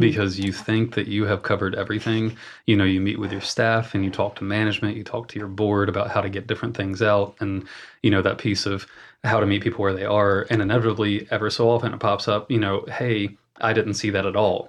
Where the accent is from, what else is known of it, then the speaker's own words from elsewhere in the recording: Morganton, North Carolina, United States; went back to my hometown of Morganton, North Carolina